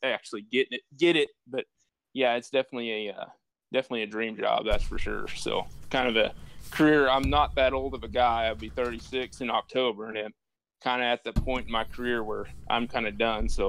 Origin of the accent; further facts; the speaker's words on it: Otis, Kansas, United States; moved away as an adult; also born or lived in West Texas; I grew up in Otis, which is a very small town about 25 miles to the west of the Bottoms